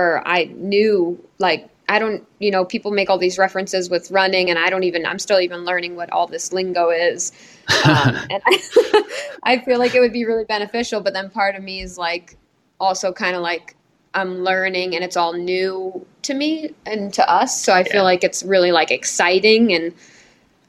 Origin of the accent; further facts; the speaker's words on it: Cape Cod, Massachusetts, United States; we're like from Cape Cod. Central. This is like, so we're not from the city at all.